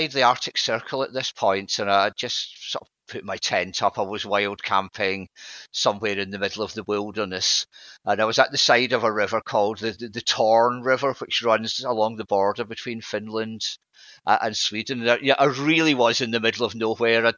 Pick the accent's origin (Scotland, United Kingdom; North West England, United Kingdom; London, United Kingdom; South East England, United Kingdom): Scotland, United Kingdom; now in England, United Kingdom; being Scottish